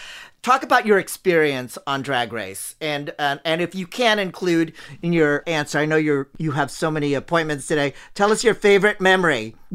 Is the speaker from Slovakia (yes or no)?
no; Philippines; Okay, I'm Asian. So I'm Filipino, so I believe in everything.